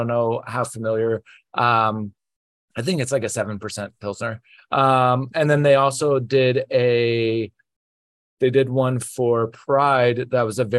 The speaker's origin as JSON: {"language": "English", "region": "Midwest", "country": "United States", "tie": "born or raised there", "moved": "yes", "lives_now": "New York, United States", "said": "I grew up in the Midwest, so we didn't have a lot of options."}